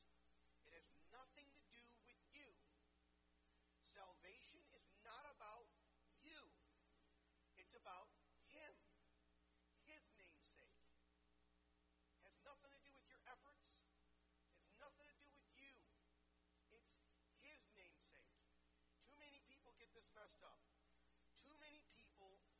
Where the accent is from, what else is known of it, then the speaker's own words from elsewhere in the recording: Detroit, Michigan, United States; growing up in the Detroit area